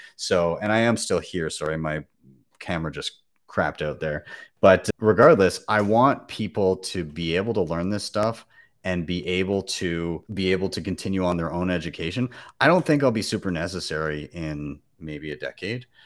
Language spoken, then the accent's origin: English; Canada; as a Canadian